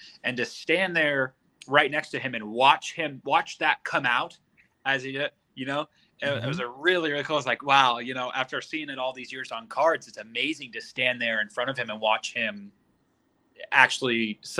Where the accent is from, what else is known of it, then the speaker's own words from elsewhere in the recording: Sonoma, California, United States; I told him I was from Sonoma.